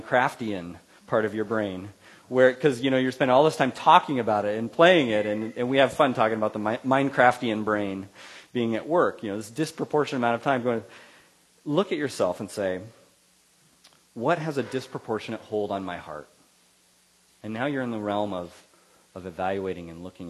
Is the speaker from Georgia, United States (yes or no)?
no; Central Valley, California, United States; Where I grew up in the Central Valley, there's a lot of farmers